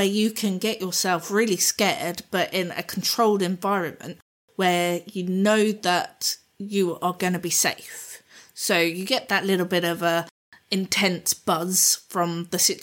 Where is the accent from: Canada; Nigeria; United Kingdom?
United Kingdom; Southampton, South East England; moved away; also born or lived in Kent; where I grew up down in Southampton